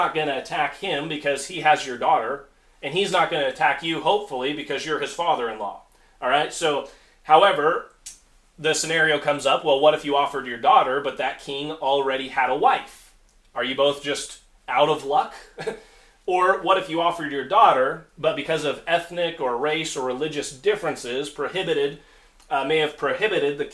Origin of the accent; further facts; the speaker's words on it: United States; As Americans, we live in a very, very exceptional society